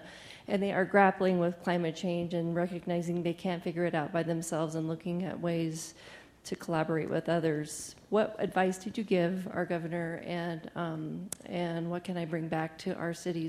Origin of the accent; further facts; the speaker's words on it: Washington, United States; I'm from Washington State.